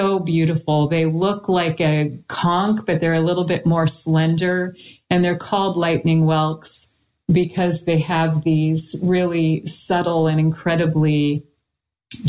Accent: Florida, United States; also born or lived in California; I grew up in Florida and California

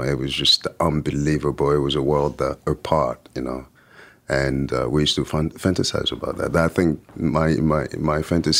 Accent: France; also born or lived in Lyon; growing up in France and thinking that I knew better.

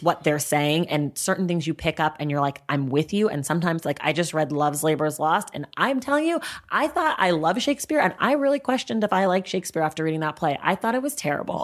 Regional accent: United States; I am Black American

